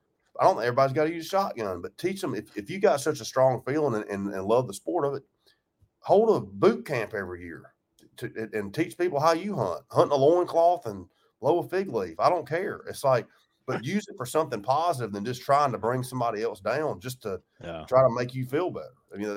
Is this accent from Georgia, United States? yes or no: yes; Georgia, United States; I grew up in Georgia, so I've obviously been in Florida a bunch